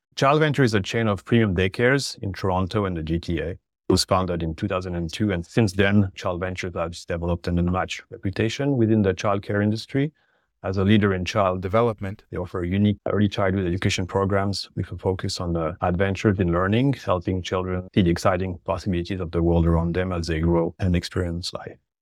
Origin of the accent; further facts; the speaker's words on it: French-speaking Switzerland, Romandy, Switzerland; moved away as an adult; also born or lived in Geneva; now in Canada; I'm originally from Switzerland on the French speaking sides, for the listeners who picked up on my accent.